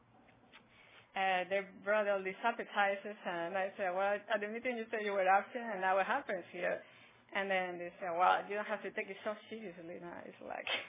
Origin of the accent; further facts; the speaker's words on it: Spain; moved away as an adult; now in Roseville, United States; I am originally from Spain.